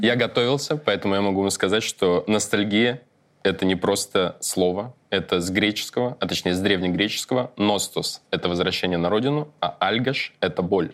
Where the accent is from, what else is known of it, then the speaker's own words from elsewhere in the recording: Almaty, Kazakhstan; moved away; я учился в детстве в Алмате